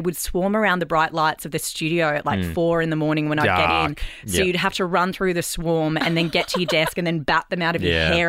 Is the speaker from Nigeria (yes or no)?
no; Mornington Peninsula, Victoria, Australia; also born or lived in United States / Mildura / Albury / Shepparton; I grew up on the Mornington Peninsula and then we lived in the US for a couple of years as kids.